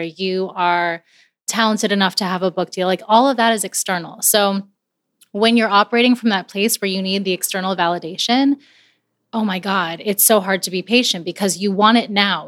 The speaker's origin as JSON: {"language": "English", "town": "Coral Springs", "region": "Florida", "country": "United States", "tie": "born or raised there", "also_born_or_lived": "Barranquilla, Colombia", "said": "I grew up outside of Miami in Coral Springs"}